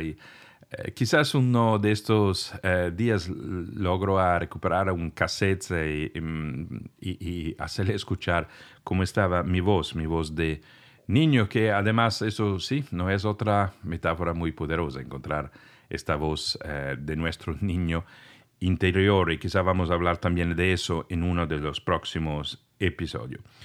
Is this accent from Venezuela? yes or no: no; Italy; first language Italian; Spanish is a second language; moved away; soy de Italia y conocía este idioma en ese entonces solamente